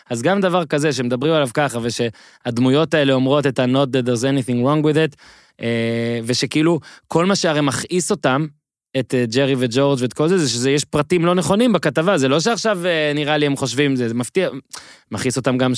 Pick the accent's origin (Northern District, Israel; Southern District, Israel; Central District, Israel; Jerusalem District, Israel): Northern District, Israel; Ben Ami; מושב בן עמי, ליד נהריה.